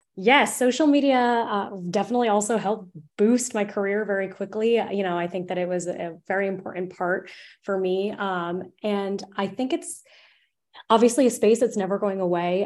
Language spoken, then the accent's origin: English; Narragansett, Rhode Island, United States; I was an intern at my hometown newspaper, The Narragansett Times